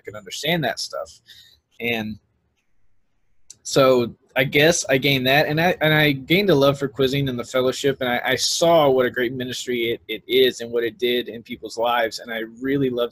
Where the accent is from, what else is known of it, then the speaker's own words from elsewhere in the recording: Pineville, Louisiana, United States; that's where I grew up in Louisiana, in Pineville, which is really close to Alexandria